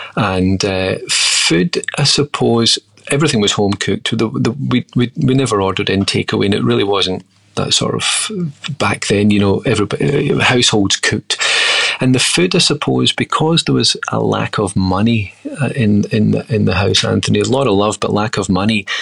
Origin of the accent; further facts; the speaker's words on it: Troon, Scotland, United Kingdom; moved away; also born or lived in Sydney, Australia / Glasgow, Scotland; I grew up in Scotland in a small town called Troon.